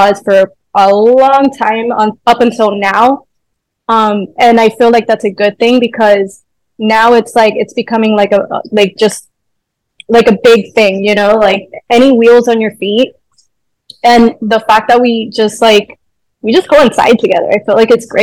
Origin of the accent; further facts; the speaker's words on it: Honduras; now in Miami, United States; I'm from Honduras. I was born there.